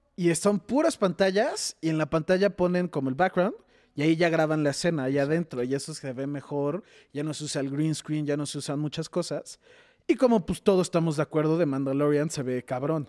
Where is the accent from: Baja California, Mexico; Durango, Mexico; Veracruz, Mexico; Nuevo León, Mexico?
Baja California, Mexico; Tijuana; moved away; yo soy de Tijuana, entonces fui en Navidad a visitar a mis papás